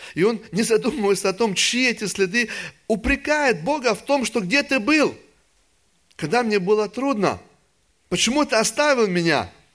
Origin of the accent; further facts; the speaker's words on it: Russia; Я же вырос в России во время еще атеизма